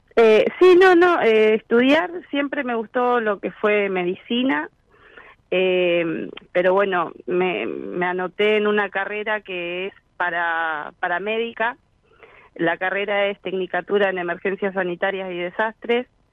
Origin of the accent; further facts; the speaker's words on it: Florencio Varela, Buenos Aires Province, Argentina; yo soy de acá de zona sur, Florencio Varela.